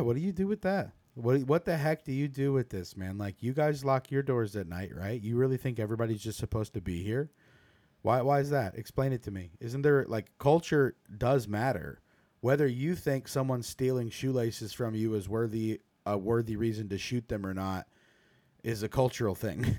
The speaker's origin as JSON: {"language": "English", "country": "United States", "said": "as an American"}